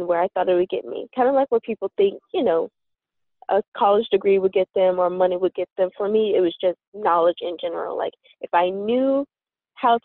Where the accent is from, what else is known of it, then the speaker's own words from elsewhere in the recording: Louisiana, United States; now in Massachusetts, United States; I grew up in Louisiana